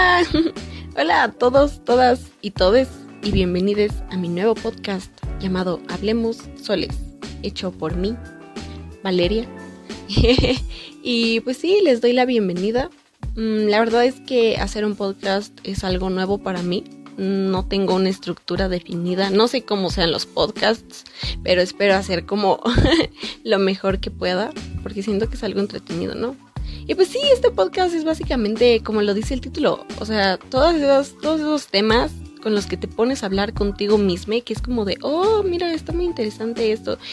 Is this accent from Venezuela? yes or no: no; Mexico; soy de México